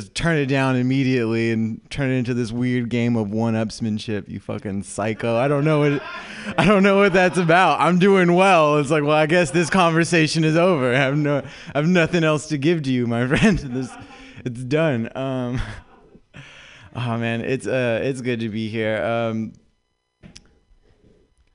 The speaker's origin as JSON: {"language": "English", "region": "Southern California", "country": "United States", "also_born_or_lived": "Huntington Beach", "moved": "as an adult", "lives_now": "San Francisco, United States", "said": "I'm from Southern California"}